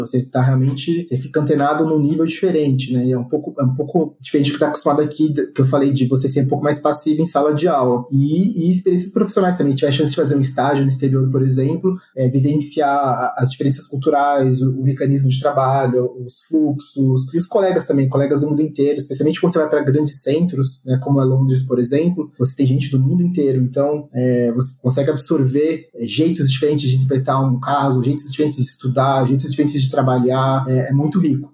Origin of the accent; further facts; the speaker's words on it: Brazil; a gente não é nativo, a gente é brasileiro.